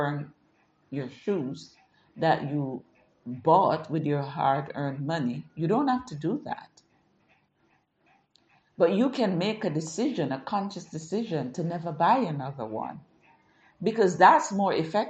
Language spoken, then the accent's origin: English; Jamaica; growing up in Jamaica